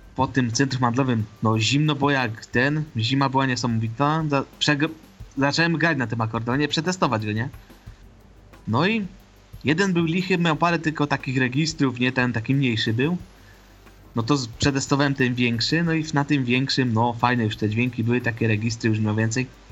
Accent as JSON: {"language": "Polish", "town": "Ożarowice", "region": "Silesian Voivodeship", "country": "Poland", "said": "Ja pochodzę z Ożarowic, to jest Górny Śląsk."}